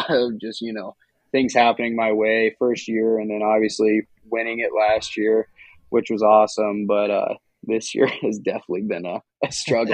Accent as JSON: {"language": "English", "town": "Harlan", "region": "Iowa", "country": "United States", "tie": "born or raised there", "said": "growing up in Harlan, going to the dirt track, Shelby County Speedway"}